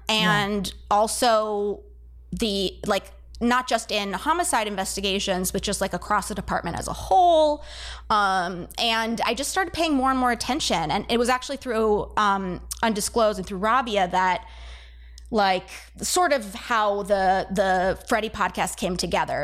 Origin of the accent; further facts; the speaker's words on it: San Diego, California, United States; moved away as an adult; also born or lived in Santa Cruz / New York City; now in Baltimore, United States; I grew up in California. I grew up in, uh, San Diego